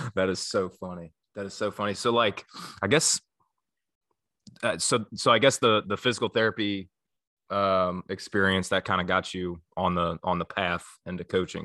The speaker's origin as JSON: {"language": "English", "region": "northern Kentucky", "country": "United States", "said": "I'm from the Midwest. I'm from, like, northern Kentucky, like, close to Cincinnati"}